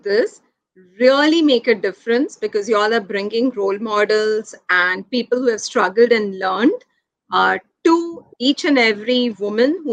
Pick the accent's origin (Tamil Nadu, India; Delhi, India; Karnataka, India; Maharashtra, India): Maharashtra, India; Mumbai; I'm somebody who's born and raised in Mumbai